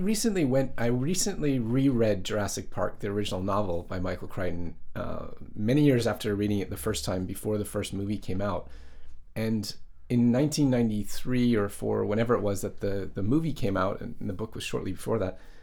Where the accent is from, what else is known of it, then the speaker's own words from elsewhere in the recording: Canada; moved away as an adult; now in Japan; when I growing up in Canada